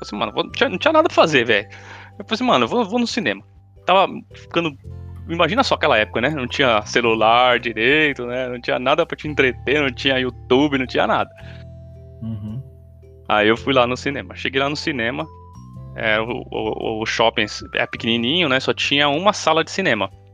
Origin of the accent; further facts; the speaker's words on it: São Paulo, Brazil; eu morei minha vida inteira em Itaquera